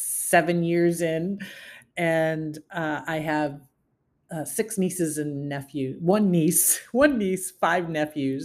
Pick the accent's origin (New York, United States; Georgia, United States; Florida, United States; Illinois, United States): New York, United States; Syracuse; moved away as an adult; I was born and raised in Syracuse, New York, in a very traditional family unit